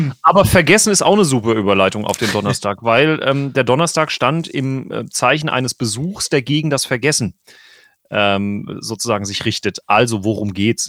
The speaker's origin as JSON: {"language": "German", "area": "Gebroth / Winterburg parish", "region": "Rhineland-Palatinate", "country": "Germany", "tie": "born or raised there", "said": "aus meiner Heimatgemeinde"}